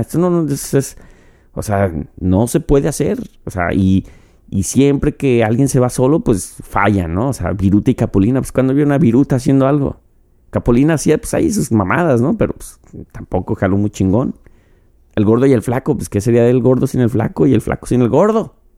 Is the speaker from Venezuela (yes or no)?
no; Mexico; como mexicano, como yo